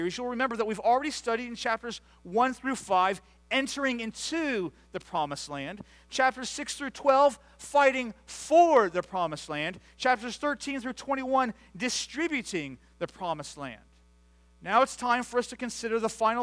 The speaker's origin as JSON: {"language": "English", "country": "United States", "tie": "born or raised there", "said": "I grew up just outside of Washington, D.C., where my dad was a pastor for 36 years"}